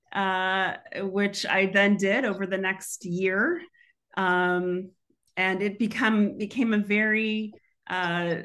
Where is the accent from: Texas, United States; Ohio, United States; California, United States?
Texas, United States; Houston; moved away; I grew up in Houston, Texas